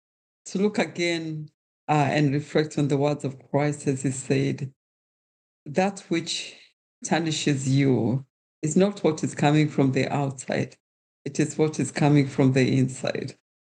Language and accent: English; Kenya; While I was being Kenyan means that I am part of a wider community.